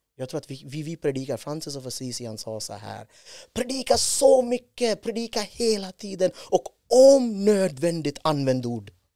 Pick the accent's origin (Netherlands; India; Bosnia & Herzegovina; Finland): India; Swedish is a second language; moved away as an adult; now in Sweden; född och uppvuxen i Indien